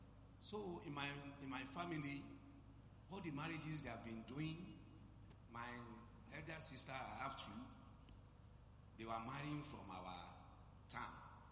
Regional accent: Osun, Nigeria; now in Lagos, Nigeria; I'm from Osun State.

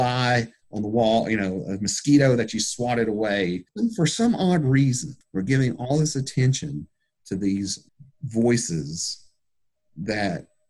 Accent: United States; I'm a good old American mutt

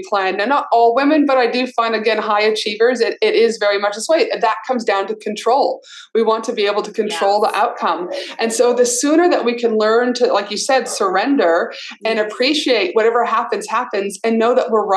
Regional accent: Canada; also born or lived in Albuquerque, New Mexico, United States / North Carolina, United States; now in Australia; I grew up in Canada, so when Christmas would be so cold, we'd always stay at home

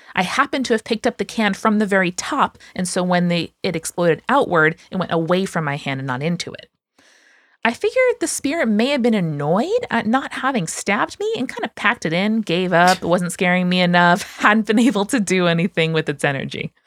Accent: United States

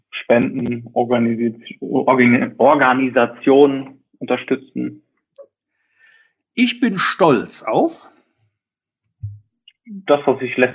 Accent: West Germany, Germany; Also ich komme jetzt aus dem Westen

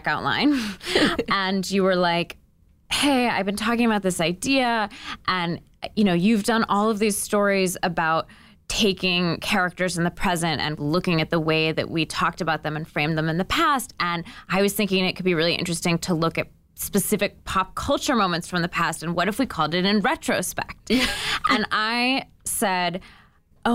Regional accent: Seattle, Washington, United States; I grew up in Seattle, which is like the most passive aggressive place imaginable.

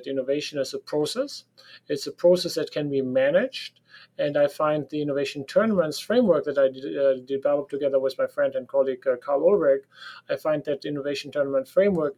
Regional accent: Germany; accent: German; English is a second language; So you can hear from my accent that I sound like a German because I am a German.

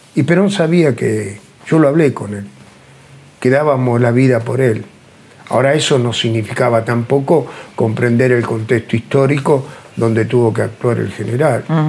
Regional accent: Argentina; cómo nos manejamos los argentinos

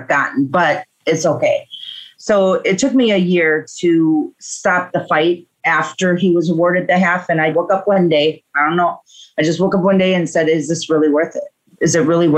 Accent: Milwaukee, Wisconsin, United States; I am from Milwaukee, Wisconsin, and I do a multiple of things, including rideshare in my state

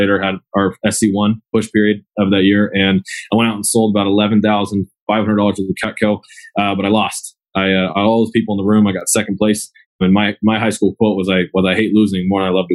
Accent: Agoura Hills, California, United States; I was born and raised in Agoura Hills

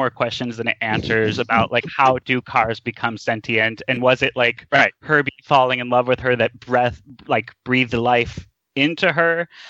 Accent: Midwest, United States; I grew up in the Midwest and Disney was always my jam.

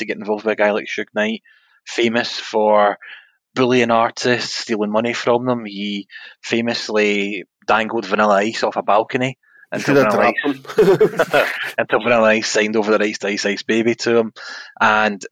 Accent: Glasgow, Scotland, United Kingdom; we're from Glasgow

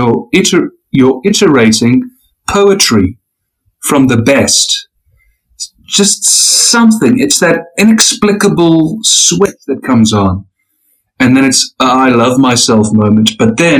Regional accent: South Africa; I'm a South African

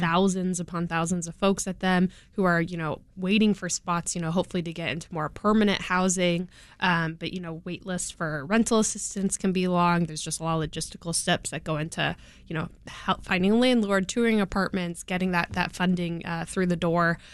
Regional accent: California, United States; now in Chicago, United States; I'm from California

